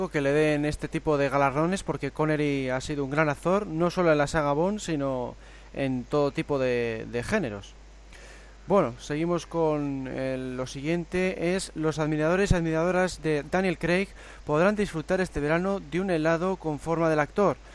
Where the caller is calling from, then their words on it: Mexico; de México.